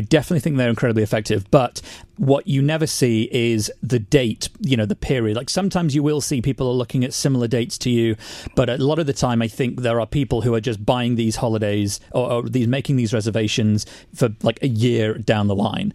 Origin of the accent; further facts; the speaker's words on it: United Kingdom; as British people